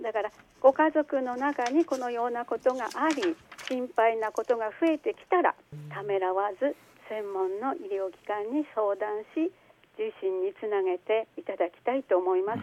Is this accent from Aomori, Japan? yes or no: yes; Hashikami, Aomori, Japan; now in Hachinohe, Japan; 私の出身ですけれども、現在住んでいる八戸市の隣の橋上町というところです